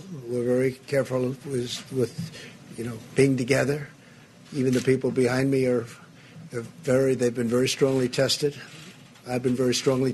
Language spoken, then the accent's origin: English; near New Rochelle, New York, United States; I grew up right near New Rochelle